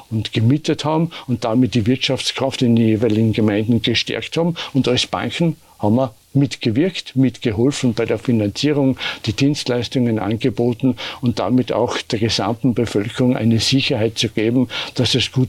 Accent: Tauplitz, Styria, Austria; also born or lived in Knoppen; auf die Welt bin ich gekommen im Hause Schulerer in Knoppen, aufgewachsen in der Tauplitz, wo mein Wohnort ist, und die Schulzeit in Tauplitz, Bodersee und in Litzen absolviert

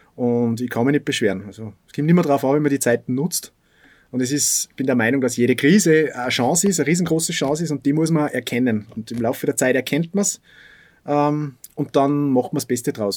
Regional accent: Bad Aussee, Styria, Austria; also born or lived in Salzburg; bei uns in Aussee

